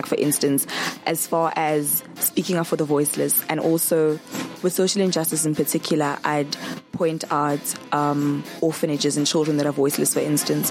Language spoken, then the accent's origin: English; Johannesburg, Gauteng, South Africa; moved away; also born or lived in Rustenburg / Free State; Originally from Johannesburg, but then I matriculated in Rustenburg.